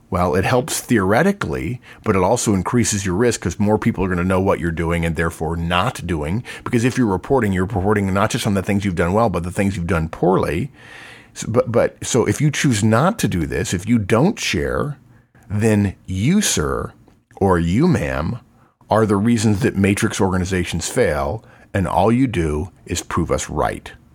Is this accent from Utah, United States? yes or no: no; Texas, United States; I'm from Texas and we have that saying